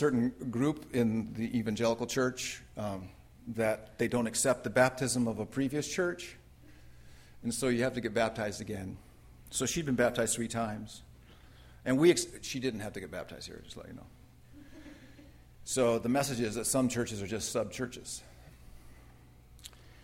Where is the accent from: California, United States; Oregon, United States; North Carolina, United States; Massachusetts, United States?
California, United States; Redlands; moved away; my hometown, Redlands, California